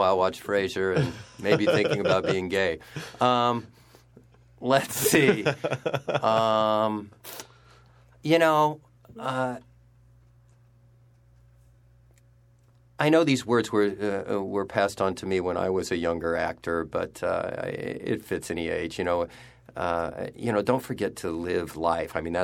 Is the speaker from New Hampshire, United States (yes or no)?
no; Fort Wayne, Indiana, United States; now in New York, United States; my hometown of Fort Wayne, Indiana